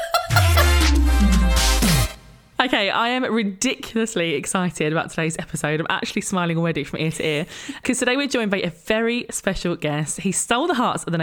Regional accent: United Kingdom; being British

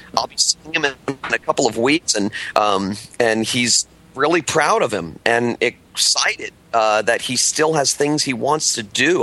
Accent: Miami, Florida, United States; growing up in South Florida, in the Miami area

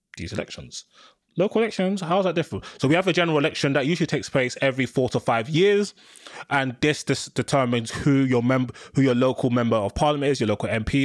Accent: London, United Kingdom; I'm a Londoner

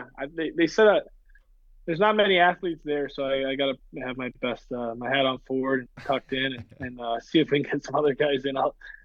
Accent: St. Louis, Missouri, United States; born or raised there; moved away; also born or lived in Boston

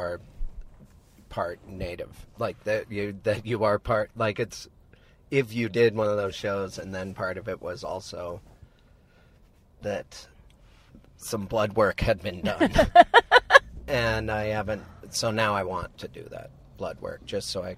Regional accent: Montana, United States; a childhood of going to every funeral in that town, in the government seat of the Flathead Nation

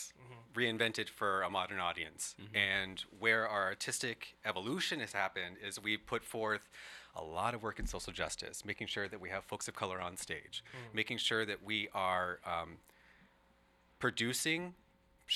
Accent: Southern Arizona, United States; moved away; we had a community theater in Southern Arizona

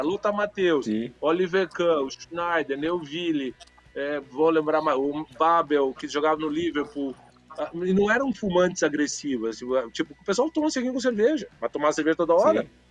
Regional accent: Curitiba, Paraná, Brazil; Eu me criei aqui no Brasil, eu sou de Curitiba

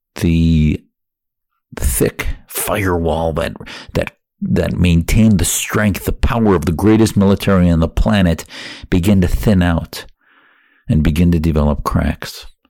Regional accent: Wisconsin, United States; now in Arizona, United States; I felt I could practice my faith more freely in America growing up in Wisconsin and now in Arizona

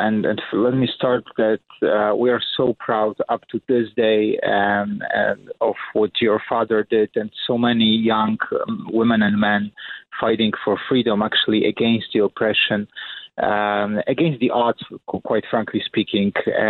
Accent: Poland; moved away as an adult; now in New York, United States

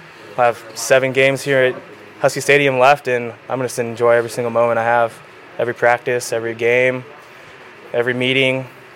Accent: Idaho, United States; I'm from Idaho.

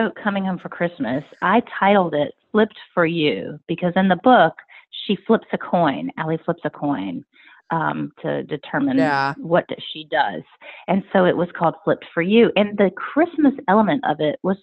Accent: right outside of Richmond, Virginia, United States; moved away as an adult; now in Nashville, United States; So right outside of Richmond, Virginia is where I grew up.

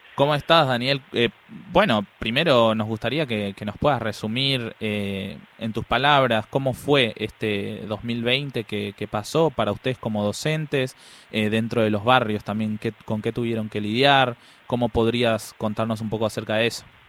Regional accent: Buenos Aires, Argentina; Yo soy de la Villa veintiuno veinticuatro

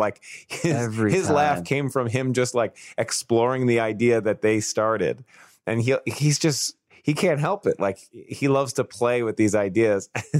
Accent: New York City, New York, United States; accent: Staten Island; I grew up in Staten Island, I know all these Italian things

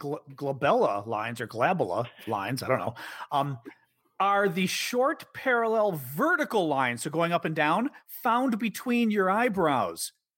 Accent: Midwest, United States; See, I want to say Kamala because I'm a Midwesterner.

